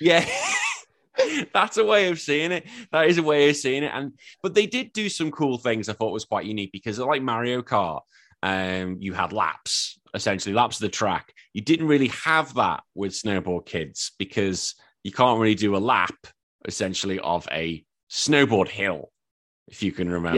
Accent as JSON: {"language": "English", "town": "Birkenhead", "region": "North West England", "country": "United Kingdom", "tie": "born or raised there", "also_born_or_lived": "Liverpool", "moved": "yes", "lives_now": "Australia", "said": "my hometown is Tranmere Rovers. That's my hometown. My home city is Liverpool and Everton"}